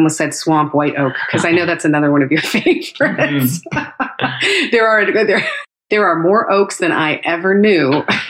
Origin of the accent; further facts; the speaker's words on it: California, United States; also born or lived in Northeast United States; now in Texas, United States; I'm originally from California. We've lived for a while in the Northeast and spent time in Texas now.